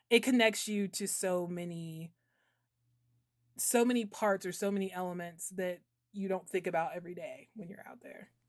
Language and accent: English; South Carolina, United States; also born or lived in New Hampshire; I'm from South Carolina